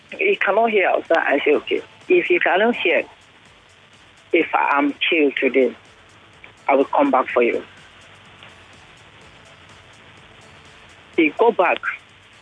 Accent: Kaduna, Kaduna State, Nigeria; now in Lagos, Nigeria; I'm a northerner. I'm from Kaduna.

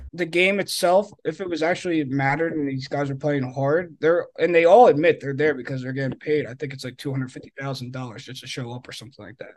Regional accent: Philadelphia, Pennsylvania, United States; I was from Philly

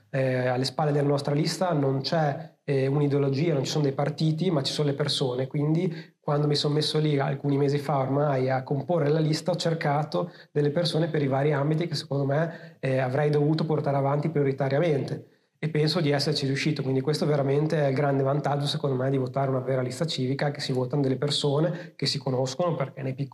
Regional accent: Missano, Emilia-Romagna, Italy; io sono di Missano quindi andavo spesso a trovarli, però sono abbastanza sbiaditi.

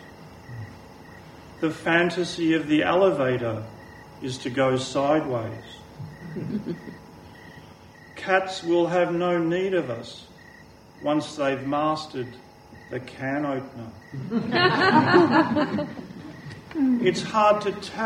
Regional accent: Melbourne, Victoria, Australia; when I was 17, growing up in Lower Templestowe

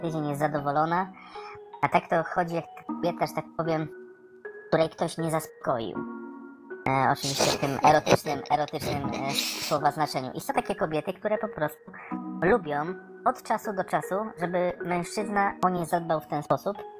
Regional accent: Poland; jestem z Polski

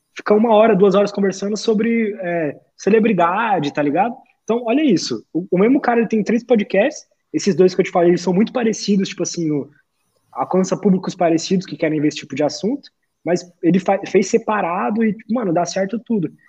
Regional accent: São Paulo, Brazil; Eu sou de São Paulo aqui

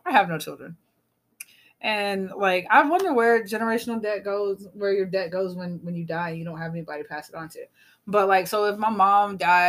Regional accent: South Carolina, United States; I grew up in South Carolina.

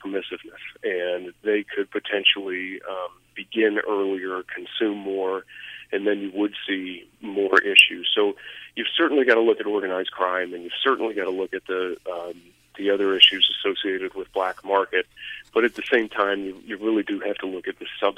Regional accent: Colorado, United States; in my home state

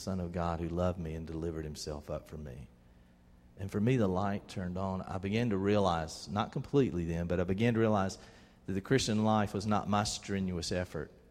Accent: Albany, Georgia, United States; When I was about 13 years old, growing up in Albany, Georgia, we went to First Baptist Church over there

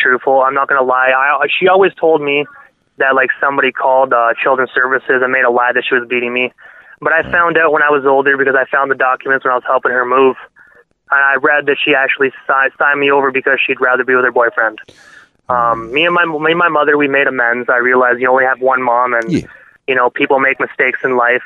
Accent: Brockville, Ontario, Canada; moved away as an adult; now in Prescott, Canada; Brockville, um, I, it's my hometown

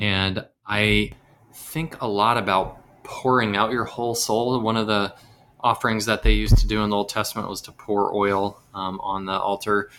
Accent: the South, United States; I grew up in the South, the South

